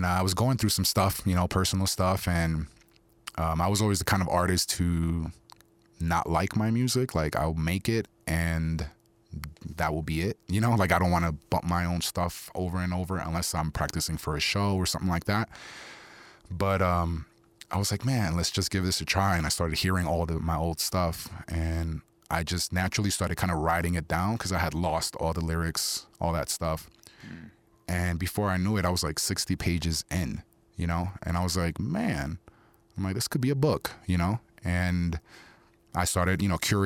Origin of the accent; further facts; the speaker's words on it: New York City, New York, United States; first language Spanish; English is a second language; moved away; also born or lived in Tucson, Arizona; growing up in Queens